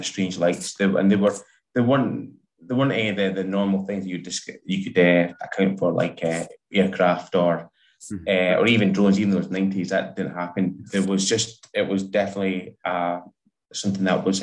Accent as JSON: {"language": "English", "town": "Dundee", "region": "Scotland", "country": "United Kingdom", "tie": "born or raised there", "moved": "yes", "lives_now": "West Lothian, United Kingdom", "said": "I'm originally from Dundee"}